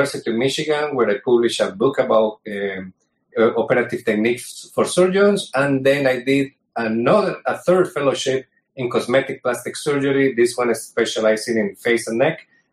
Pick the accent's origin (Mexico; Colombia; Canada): Colombia; also born or lived in New York, United States; now in United States; I'm originally from Colombia, but I did my surgical training here in the United States